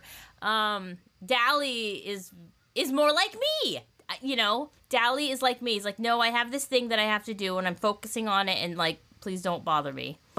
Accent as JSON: {"language": "English", "region": "Southern California", "country": "United States", "tie": "born or raised there", "said": "my childhood at Disneyland growing up in Southern California"}